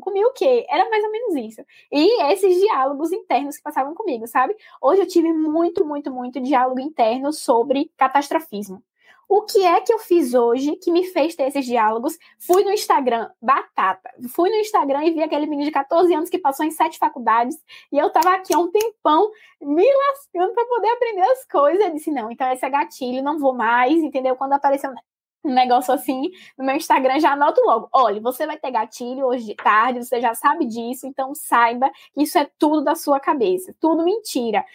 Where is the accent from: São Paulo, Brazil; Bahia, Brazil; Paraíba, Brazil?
Bahia, Brazil; Salvador; moved away as an adult; also born or lived in Minas Gerais; sou de Salvador, mas estou me mudando agora para Minas